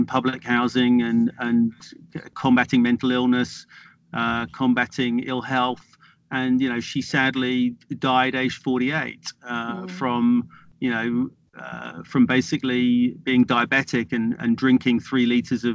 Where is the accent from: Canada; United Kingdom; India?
United Kingdom; Norfolk, East of England; I grew up in Norfolk in the 1970s, with Norfolk's a part of the east of England, it's an agricultural county